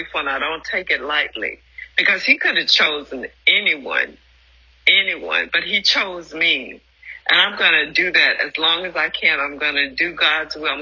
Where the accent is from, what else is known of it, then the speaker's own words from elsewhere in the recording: Louisiana, United States; The little timid girl brought up in Louisiana